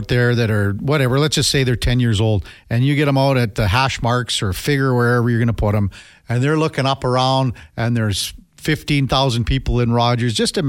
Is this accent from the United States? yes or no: no; Canada; I'm going to say I'm out just being a Canadian